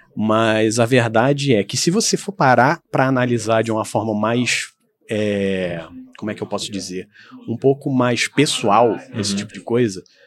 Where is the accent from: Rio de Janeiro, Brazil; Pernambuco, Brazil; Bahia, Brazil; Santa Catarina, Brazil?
Rio de Janeiro, Brazil; Petrópolis; moved away as an adult; eu sou petropolitano, nascido e criado aqui.